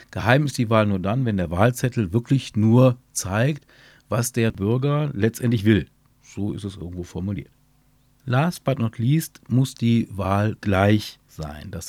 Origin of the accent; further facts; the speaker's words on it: Burscheid, North Rhine-Westphalia, Germany; Mein Burscheid liebe ich, weil es meine Heimat ist weil hier genau auch meine Heimat ist